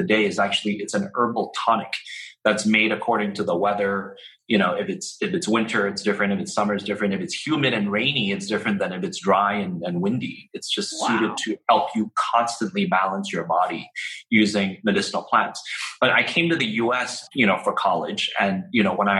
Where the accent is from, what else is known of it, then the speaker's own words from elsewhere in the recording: Hong Kong; I was born in Hong Kong